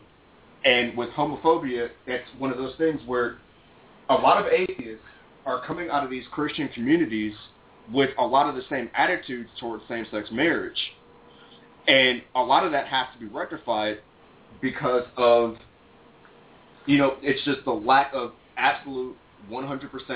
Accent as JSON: {"language": "English", "town": "Cleveland", "region": "Ohio", "country": "United States", "said": "I'm from Cleveland, Ohio"}